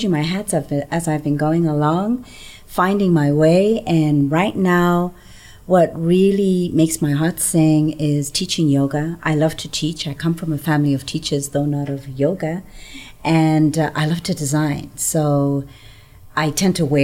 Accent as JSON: {"language": "English", "town": "Lusaka", "region": "Lusaka Province", "country": "Zambia", "tie": "born or raised there", "moved": "as an adult", "lives_now": "Denver, United States", "said": "I was born in Lusaka, Zambia, in the southern part of Africa."}